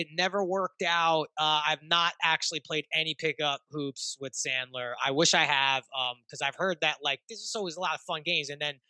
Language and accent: English; New York City, New York, United States; I live in Brooklyn, too. I'm not rocking the Nets hat, okay? I grew up in Brooklyn.